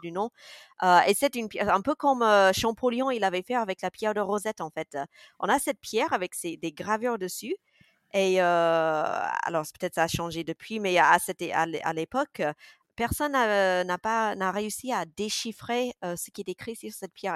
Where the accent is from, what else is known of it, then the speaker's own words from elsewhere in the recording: Mississippi, United States; first language English; French is a second language; moved away as an adult; also born or lived in Grenoble, France; now in France; je sois américaine